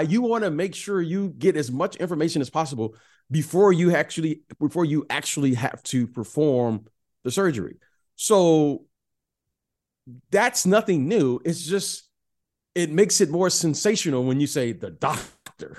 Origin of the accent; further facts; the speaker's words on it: Detroit, Michigan, United States; I'm a Detroit kid